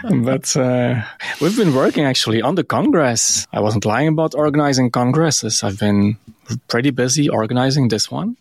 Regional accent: Belgium; it's so cool to be Belgian.

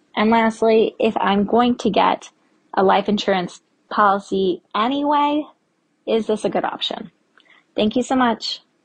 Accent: Minnesota, United States; I'm from Minnesota

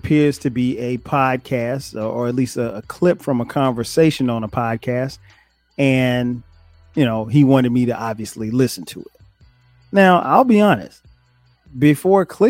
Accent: Florence, South Carolina, United States; moved away as an adult; now in Atlanta, United States; I grew up in South Carolina, moved here after college

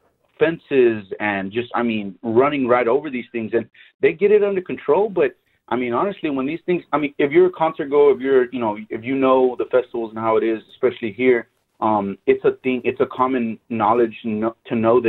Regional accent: Houston, Texas, United States; I'm from Houston, Texas. I live here.

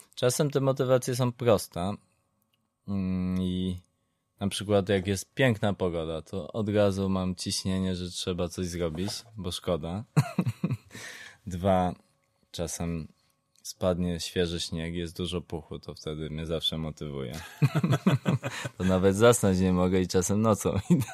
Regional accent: southern Poland, Poland; nie jestem ze stolicy, jestem z południa

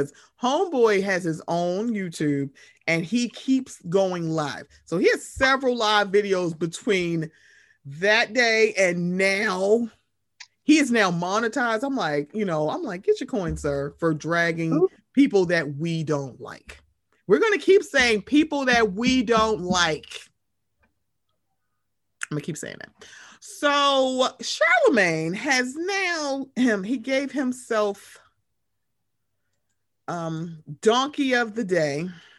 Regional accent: Moncks Corner, South Carolina, United States; especially his family in my hometown of Monk's Corner, South Carolina.

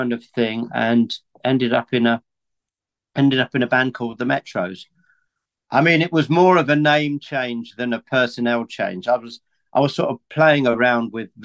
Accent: Aylesbury, South East England, United Kingdom; also born or lived in Middlesbrough; I've always lived in Aylesbury, really, although I was born in Middlesbrough

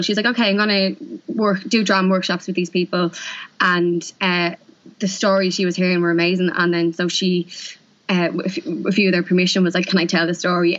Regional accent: Dublin, Leinster, Ireland; also born or lived in London; I'm from East Wall

